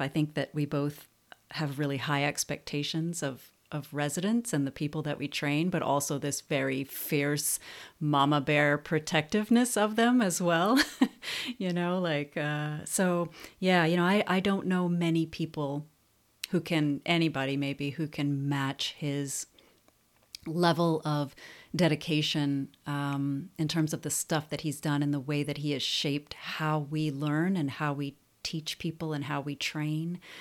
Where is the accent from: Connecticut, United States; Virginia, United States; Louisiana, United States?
Louisiana, United States; New Orleans; moved away as an adult; now in Auburn, United States; I'm from New Orleans, um, which probably explains a lot.